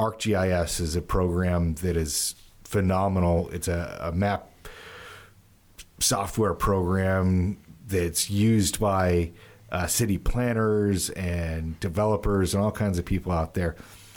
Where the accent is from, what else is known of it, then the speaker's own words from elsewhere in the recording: Utah, United States; I grew up the majority of my life in the West. So west of the Rockies, Utah.